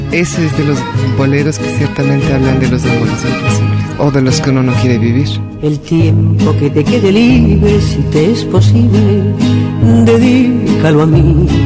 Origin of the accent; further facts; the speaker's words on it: Spain; pues es que yo soy española y entonces los boleros en España no se oyen mucho.